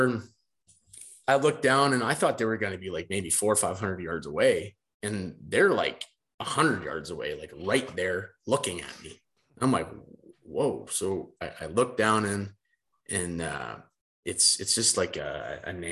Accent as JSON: {"language": "English", "town": "Brandon", "region": "Manitoba", "country": "Canada", "said": "we come from Brandon, I think we're 1,000 feet above sea level"}